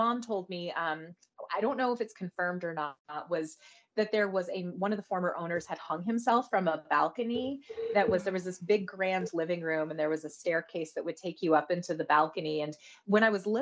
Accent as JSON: {"language": "English", "town": "Santa Fe", "region": "New Mexico", "country": "United States", "tie": "born or raised there", "also_born_or_lived": "Colorado", "said": "I was born in Colorado, but then we moved to New Mexico, and my parents were a big part of the art scene in Santa Fe in the 80s"}